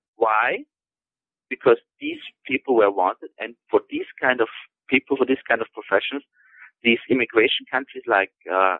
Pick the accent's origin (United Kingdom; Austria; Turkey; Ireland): Austria; Tyrol; So when I go in, you know, to my home country, to Tirol, these agricultural machines